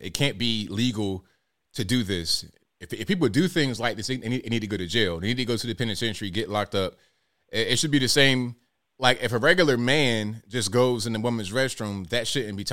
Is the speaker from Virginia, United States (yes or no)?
yes; Virginia, United States; born there, raised in Virginia